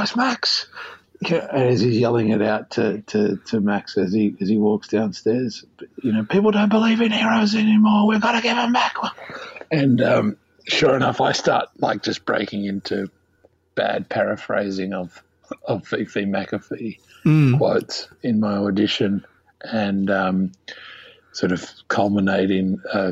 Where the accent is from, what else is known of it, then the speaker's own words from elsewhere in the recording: Australia; as an Australian